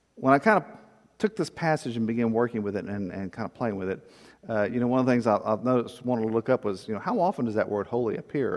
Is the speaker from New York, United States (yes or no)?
no; Corpus Christi, Texas, United States; when I was a kid growing up in First Church Corpus